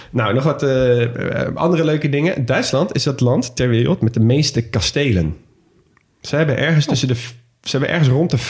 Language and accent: Dutch; Nijmegen, Gelderland, Netherlands; moved away; ik kom oorspronkelijk uit Nijmegen. En eh, dat ligt natuurlijk vlak bij de Duitse grens.